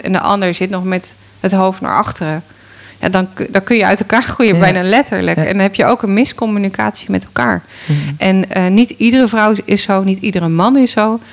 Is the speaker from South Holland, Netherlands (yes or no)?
yes; Rotterdam, South Holland, Netherlands; als Rotterdammer